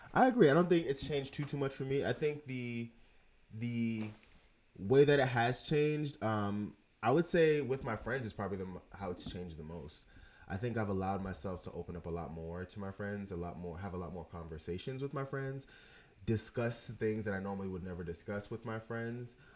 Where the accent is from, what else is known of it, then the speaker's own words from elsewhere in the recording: Jamaica; I am Jamaican.